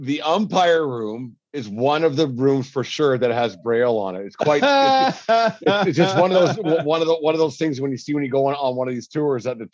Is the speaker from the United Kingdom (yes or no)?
no; Alberta, Canada; I'm so from Alberta